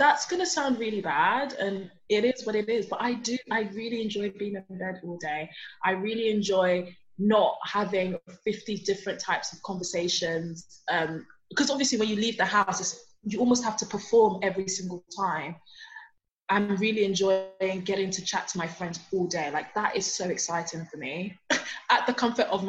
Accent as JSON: {"language": "English", "country": "Nigeria", "moved": "yes", "lives_now": "London, United Kingdom", "said": "I'm from Nigeria. I live in London"}